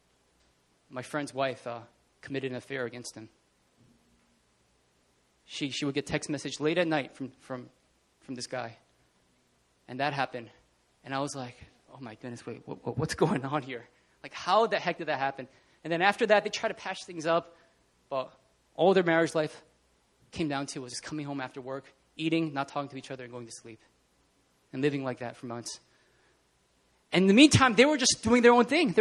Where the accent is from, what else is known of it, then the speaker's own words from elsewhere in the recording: New Jersey, United States; accent: Jersey; moved away as an adult; I'm from Jersey. When I get really animated, my Jersey accent comes out.